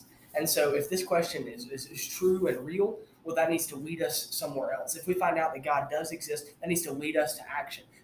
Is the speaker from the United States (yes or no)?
yes; Armuchee, Georgia, United States; now in Tennessee, United States; I'm from Northwest Georgia, from a little town called Armurchie. It's just north of Rome